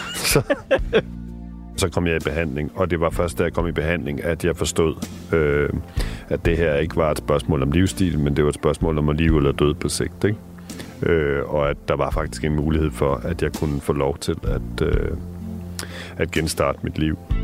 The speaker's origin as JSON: {"language": "Danish", "country": "Denmark", "tie": "born or raised there", "said": "i villaen derude i Rigskrup, hvor jeg voksede op"}